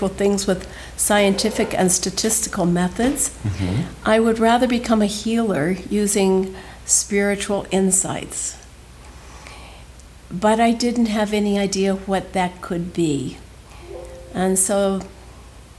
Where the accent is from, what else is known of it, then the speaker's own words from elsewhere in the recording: Chicago, Illinois, United States; moved away as an adult; also born or lived in California / Dornach, Switzerland; I grew up in Chicago